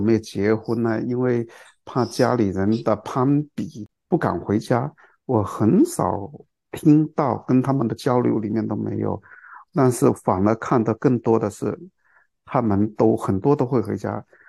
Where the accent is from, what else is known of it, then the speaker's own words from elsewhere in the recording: China; 我们中国人